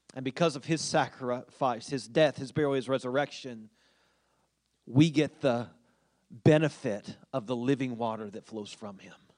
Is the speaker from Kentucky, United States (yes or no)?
yes; Winchester, Kentucky, United States; growing up in Winchester